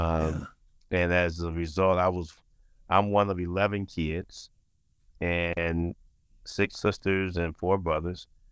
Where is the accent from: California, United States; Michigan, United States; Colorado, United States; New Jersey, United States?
Michigan, United States; Saginaw; also born or lived in Albion, Michigan; growing up in Saginaw, I'm son, I'm, I'm a son of a preacher